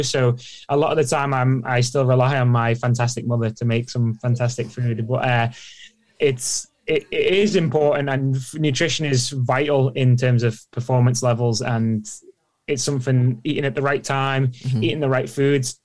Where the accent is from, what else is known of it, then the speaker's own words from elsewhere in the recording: Isle of Man; growing up on the Isle of Man was ace